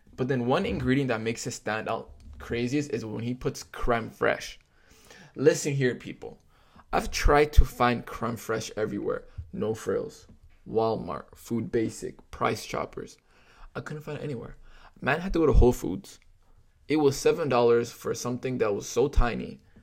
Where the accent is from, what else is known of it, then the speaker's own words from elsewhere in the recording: Toronto, Ontario, Canada; I grew up in Scarborough and grew up with the communities around me